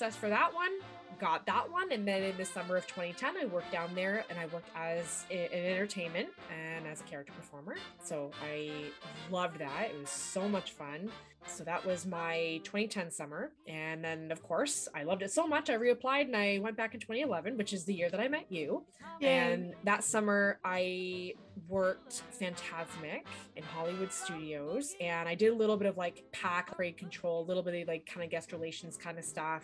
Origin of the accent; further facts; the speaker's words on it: London, Ontario, Canada; I have grown up in London, Ontario my whole life.